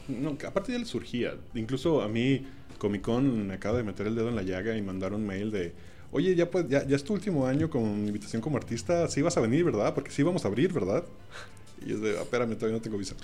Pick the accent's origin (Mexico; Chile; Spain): Mexico; Mazatlán, Sinaloa; Yo, que soy de Mazatlán